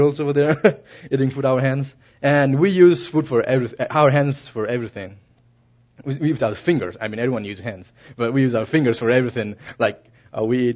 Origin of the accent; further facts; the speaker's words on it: Nepal; I'm Nepali, as you know, my accent is kind of different